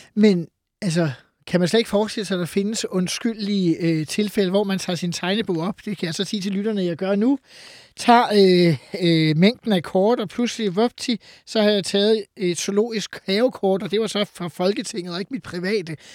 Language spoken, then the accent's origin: Danish; Farum, Capital Region of Denmark, Denmark; jeg er jo fra Farum, og har været øh, dermed øh, boet i en kommune, hvor Peter Brikstofte var borgmester